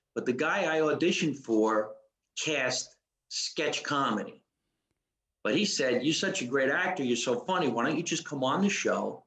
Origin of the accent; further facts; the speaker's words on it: New Jersey, United States; I'm from New Jersey